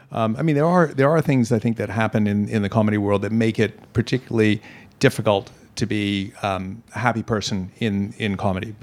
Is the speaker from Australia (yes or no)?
no; Hong Kong; Born and raised in Hong Kong